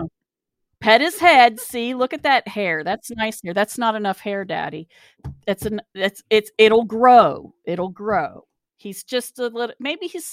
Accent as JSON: {"language": "English", "region": "West Virginia", "country": "United States", "also_born_or_lived": "Ohio", "said": "I'm from West Virginia, where shotgun weddings were a thing up until, you know, the 1920s"}